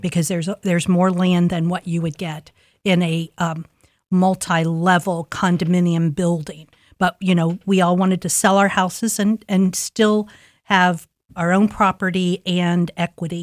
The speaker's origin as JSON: {"language": "English", "town": "Columbus", "region": "Ohio", "country": "United States", "tie": "born or raised there", "said": "I grew up in Linden"}